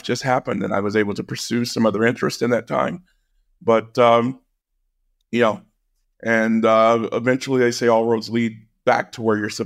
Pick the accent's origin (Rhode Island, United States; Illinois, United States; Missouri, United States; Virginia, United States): Missouri, United States; rural; I was working in my home state